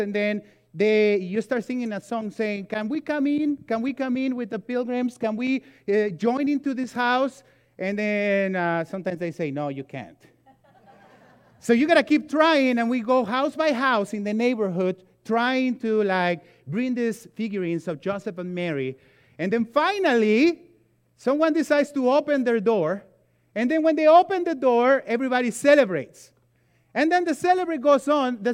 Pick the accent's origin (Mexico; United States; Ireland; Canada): Mexico; moved away; I grew up in Mexico